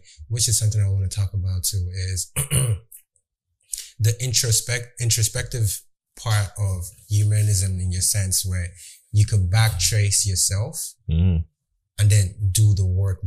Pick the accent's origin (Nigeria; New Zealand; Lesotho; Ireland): Nigeria; I was born and raised in Nigeria